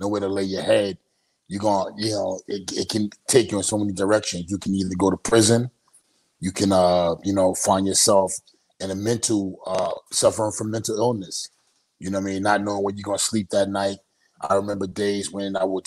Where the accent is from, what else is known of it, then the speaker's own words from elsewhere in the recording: New York City, New York, United States; I'm originally from Brownsville, Brooklyn, New York